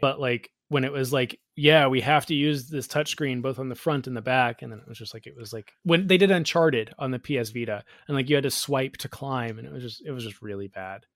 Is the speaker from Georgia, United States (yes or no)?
yes; Georgia, United States; growing up in Georgia, I lived seven doors down